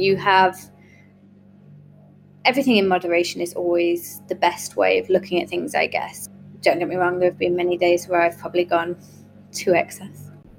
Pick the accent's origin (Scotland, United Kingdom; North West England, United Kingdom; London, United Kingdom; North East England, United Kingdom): North East England, United Kingdom; Yarm; also born or lived in Leeds, United Kingdom / Australia / Canada; Yarm is my hometown. Well, I wasn't born here. I was born in Leeds, actually, and then we travelled quite a bit. We were kind of around Australia, Canada, and, you know, a few other places in the UK.